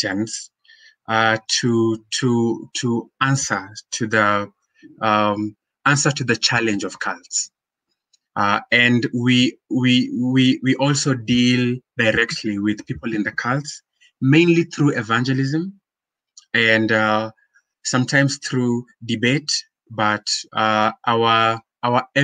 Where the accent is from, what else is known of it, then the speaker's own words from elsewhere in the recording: Nairobi, Kenya; So born and raised in Nairobi, I'm a Kenyan by birth.